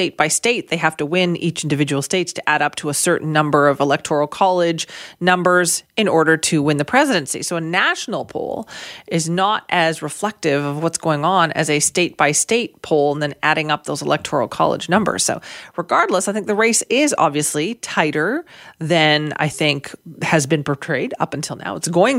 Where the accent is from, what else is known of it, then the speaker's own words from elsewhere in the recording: Surrey, British Columbia, Canada; I grew up in South Surrey and we always said that we lived in White Rock.